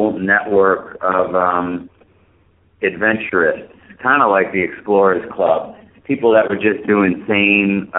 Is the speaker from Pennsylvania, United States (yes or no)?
no; Vermont, United States; in Vermont, my hometown